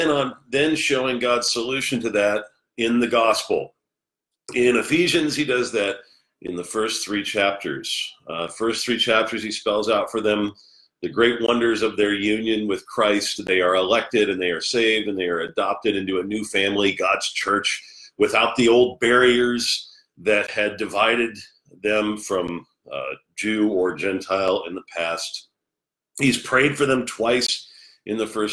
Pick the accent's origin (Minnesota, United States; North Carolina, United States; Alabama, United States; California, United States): California, United States; Los Angeles; also born or lived in New Jersey; now in New York City, United States; I'm from the LA area